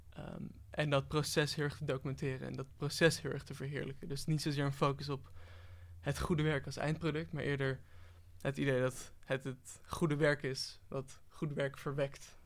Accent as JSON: {"language": "Dutch", "country": "Netherlands", "said": "als Nederlander"}